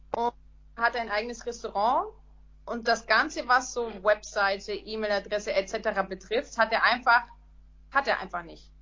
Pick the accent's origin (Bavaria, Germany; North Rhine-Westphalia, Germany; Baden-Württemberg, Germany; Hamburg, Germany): Bavaria, Germany; Nuremberg; Ich komme aus Nürnberg